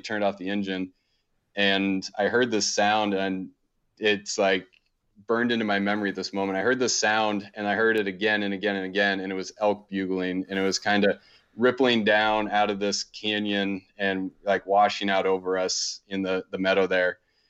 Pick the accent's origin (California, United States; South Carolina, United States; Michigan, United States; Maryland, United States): Maryland, United States; So growing up, I grew up on the East Coast in a pretty kind of typical suburb. We were about 30, 40 minutes outside of Baltimore, pretty close to DC.